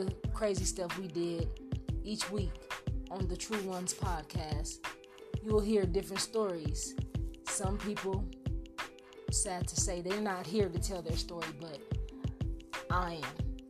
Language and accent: English; Los Angeles, California, United States; coming up in Los Angeles